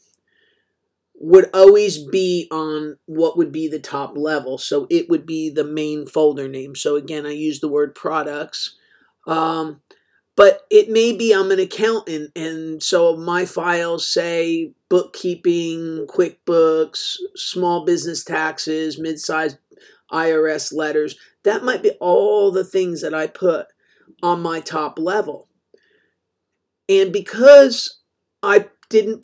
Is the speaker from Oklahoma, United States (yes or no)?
no; New Jersey, United States; I grew up in New Jersey